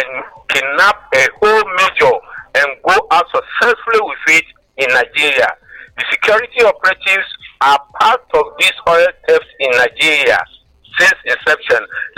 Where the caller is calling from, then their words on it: Rwanda; I'm calling from Rwanda.